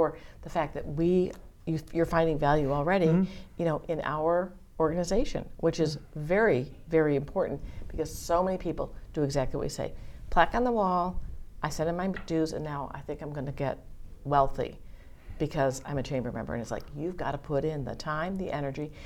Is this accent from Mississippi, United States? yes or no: no; Massachusetts, United States; I'm from Massachusetts